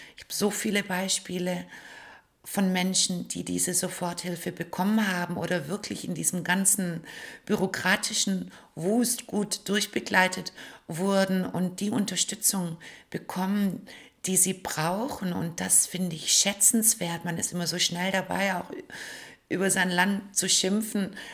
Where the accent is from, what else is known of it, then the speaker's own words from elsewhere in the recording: Stuttgart, Baden-Württemberg, Germany; wenn ich durch die Straßen meiner Heimatstadt laufe, Stuttgart